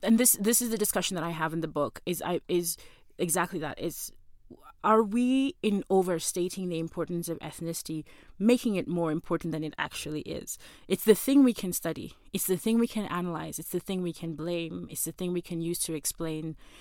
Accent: Kenya; as a Kenyan citizen

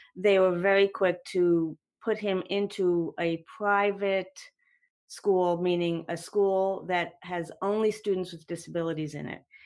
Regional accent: New Jersey, United States; now in North Carolina, United States; I'm not from North Carolina, but New Jersey

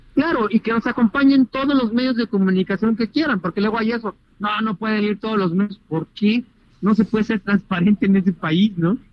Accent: Mexico; nosotros los mexicanos

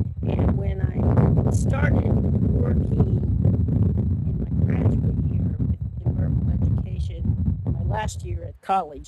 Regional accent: Fresno, California, United States; I was born and raised in Fresno, fourth generation

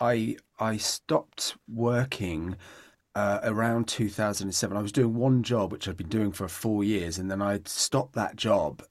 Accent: Southampton, South East England, United Kingdom; also born or lived in London; now in Manchester, United Kingdom; I was born in Southampton

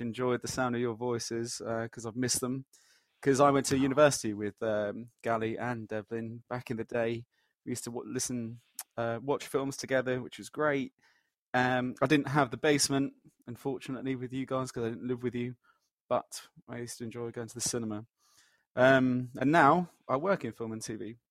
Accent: Leicester, East Midlands, United Kingdom; now in London, United Kingdom; I'm from Leicester. I'm also living in London

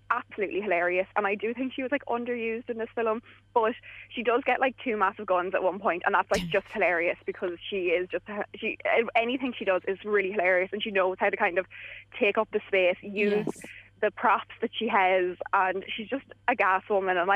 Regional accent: England, United Kingdom; this is kind of one of the first ones that I've seen being English

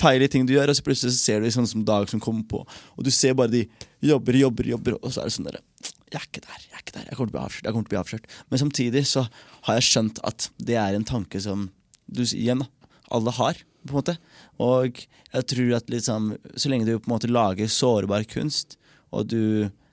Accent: Norway; jeg er født i Norge og føler meg norsk

